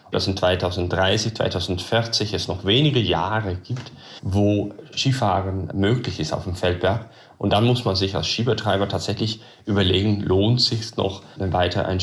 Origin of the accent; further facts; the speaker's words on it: Netherlands; German is a second language; moved away as an adult; now in Germany; Ursprünglich komme ich aus den Niederlanden, bin aber aus beruflichen Gründen dann nach Deutschland gezogen.